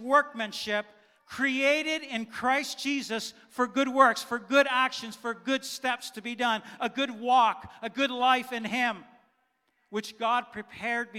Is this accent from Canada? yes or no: yes; Canada; first language German; English is a second language; I was born here in Canada, but my parents, my mom and dad, were born in Germany. And when I was 2, 3, 4, I did not speak English. I only spoke German